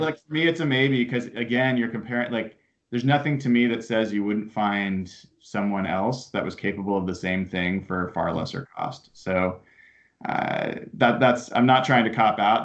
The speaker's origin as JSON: {"language": "English", "town": "Portland", "region": "Oregon", "country": "United States", "tie": "born or raised there", "said": "I grew up down in Portland"}